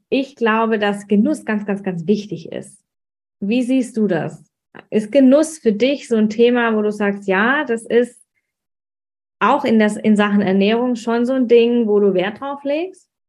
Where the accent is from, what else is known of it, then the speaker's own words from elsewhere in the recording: Swabia, Germany; weil ich bin ja Schwäbin und die, Schwäb die Schwaben haben es ja nicht mit dem Wein.